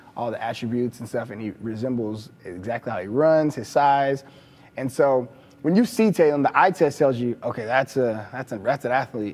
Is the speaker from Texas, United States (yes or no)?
yes; Texas, United States; I'm from Texas. You know, growing up, I watched Texas